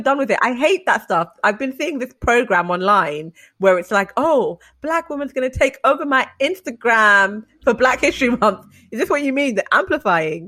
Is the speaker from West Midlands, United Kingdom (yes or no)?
no; London, United Kingdom; I'm from London